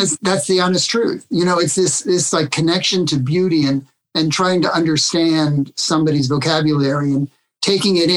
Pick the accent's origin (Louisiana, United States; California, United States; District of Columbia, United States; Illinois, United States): District of Columbia, United States; Washington; I was born in Washington, D.C., but I grew up in the suburbs